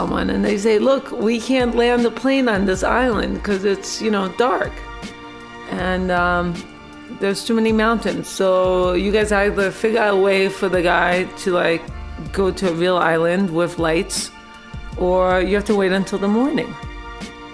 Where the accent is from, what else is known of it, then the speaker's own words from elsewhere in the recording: New York City, New York, United States; moved away as an adult; also born or lived in Dominica; I grew up in New York City.